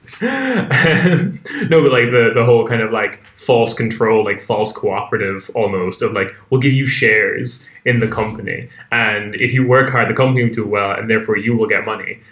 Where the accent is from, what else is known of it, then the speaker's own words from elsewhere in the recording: Ireland; moved away; being an Irish person